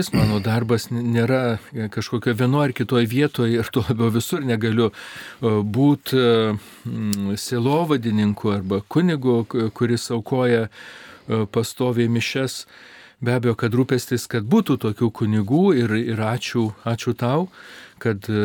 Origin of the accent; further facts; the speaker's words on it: Lithuania; also born or lived in Rome; Tai aš esu iš Lietuvos ir todėl ir pasilieku Lietuvoje.